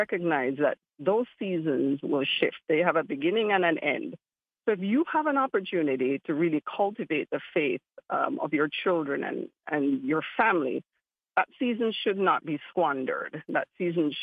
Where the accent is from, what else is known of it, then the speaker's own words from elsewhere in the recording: Kingston, Jamaica; accent: Jamaican; also born or lived in Florida; now in Miami, United States; I grew up in Kingston, and Kingston is one of those very complicated cities